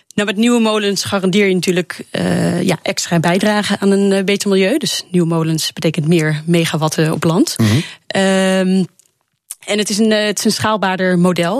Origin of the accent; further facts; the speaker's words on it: Netherlands; gewoon als Nederlander